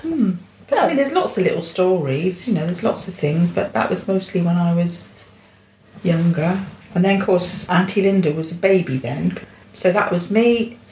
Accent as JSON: {"language": "English", "town": "Romford", "region": "London", "country": "United Kingdom", "tie": "born there", "said": "I was born in London, in Romford, in Old Church Hospital in Romford, Essex, and... Then when I was about two, I think it was, we moved down here"}